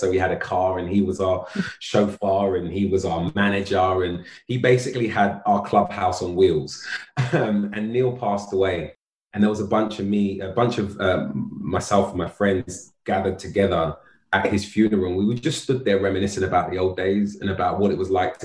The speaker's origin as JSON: {"language": "English", "region": "London", "country": "United Kingdom", "tie": "born or raised there", "said": "friends that I met when I moved to South London at 14, to the boys I grew up with in North London"}